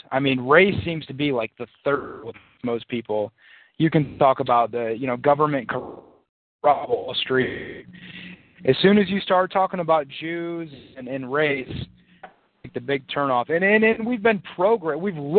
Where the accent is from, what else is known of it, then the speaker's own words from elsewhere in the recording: United States; I'm 11 years old, you know, growing up in America